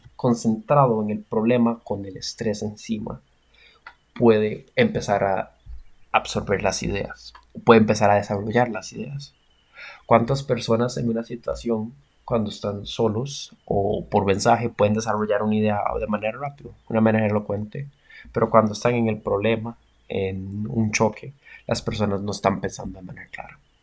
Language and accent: Spanish; Costa Rica; como costarricenses